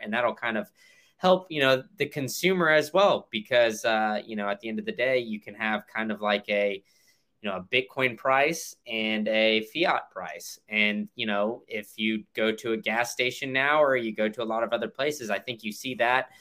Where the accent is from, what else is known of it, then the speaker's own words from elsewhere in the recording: Austin, Texas, United States; now in Tampa, United States; I live in, in Tampa, and like I, I mentioned before, I, I grew up in Austin